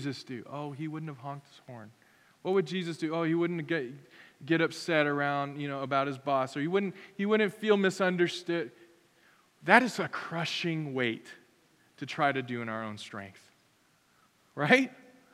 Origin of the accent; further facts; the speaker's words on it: United States; as an American